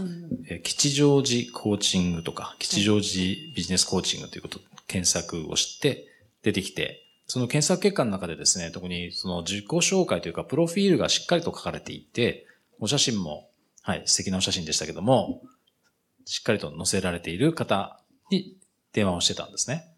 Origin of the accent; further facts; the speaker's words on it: Japan; moved away as an adult; also born or lived in United Kingdom; 自分の国なんですけど